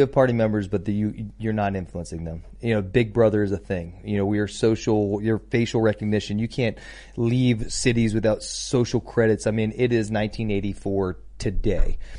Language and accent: English; Connecticut, United States; moved away; home state of Connecticut